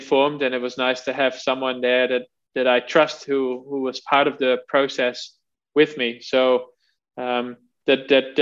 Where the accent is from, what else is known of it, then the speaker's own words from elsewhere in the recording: Netherlands; growing up in the Netherlands, as you know, obviously, you know, you ride your bike to school